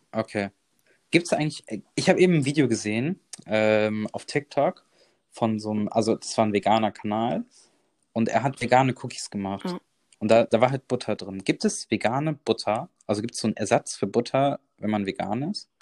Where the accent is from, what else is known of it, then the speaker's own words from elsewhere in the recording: Bonn, North Rhine-Westphalia, Germany; moved away as an adult; also born or lived in Dortmund; ich bin ja mit 18 Jahren von zu Hause ausgezogen, weil ich halt, ich komme aus Bonn